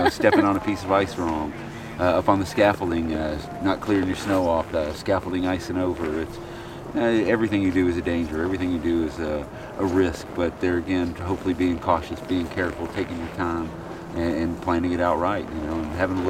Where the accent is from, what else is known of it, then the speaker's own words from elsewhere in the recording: Dallas, Texas, United States; Dallas, Texas.